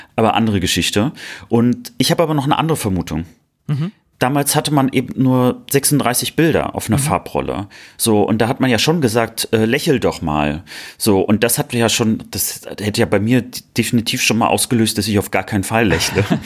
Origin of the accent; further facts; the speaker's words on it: Cologne, North Rhine-Westphalia, Germany; ich bin ja als Kölner